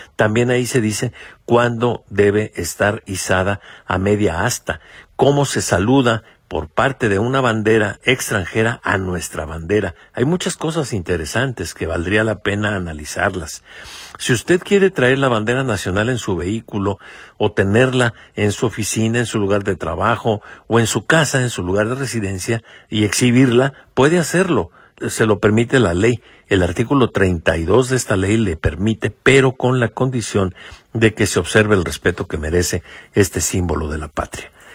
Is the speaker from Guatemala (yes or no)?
no; Mexico; como mexicanos